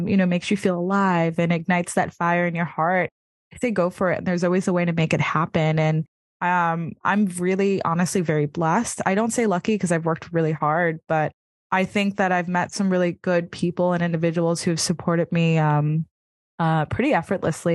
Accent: New York City, New York, United States; being a New Yorker

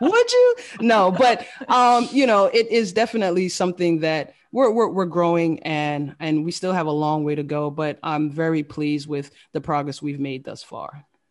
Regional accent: Fort Lauderdale, Florida, United States; moved away as an adult; also born or lived in Queens, New York / Washington DC / Maryland area; I was born in Queens, New York, um, raised by a single, uh, single mother. And, uh, we moved to Florida at the age of eight. Uh, so I grew up in the Fort Lauderdale, Florida area

